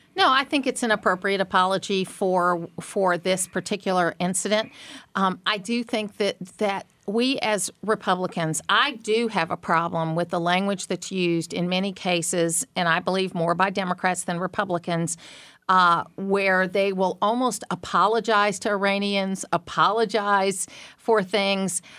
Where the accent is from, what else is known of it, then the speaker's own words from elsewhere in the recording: Atlanta, Georgia, United States; Atlanta's my hometown